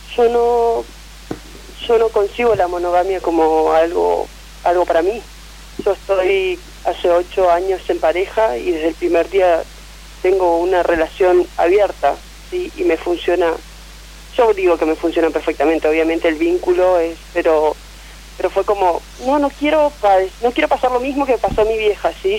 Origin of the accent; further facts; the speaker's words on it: Neuquén, Argentina; Soy de Nauquén Capital